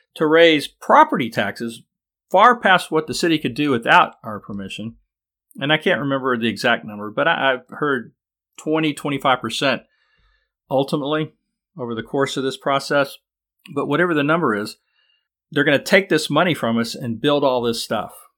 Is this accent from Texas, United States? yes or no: yes; Austin, Texas, United States; Austin, my hometown